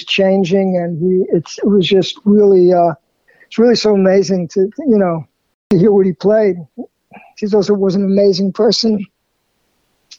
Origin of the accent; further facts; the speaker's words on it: New York City, New York, United States; I grew up in Queens, in there called Jackson Heights